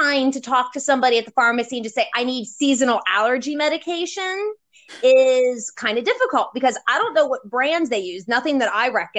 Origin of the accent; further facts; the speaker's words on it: Maryland, United States; moved away as an adult; also born or lived in Virginia; I come from Maryland and lived in both Maryland and Virginia, so I'm technically considered a bit southern.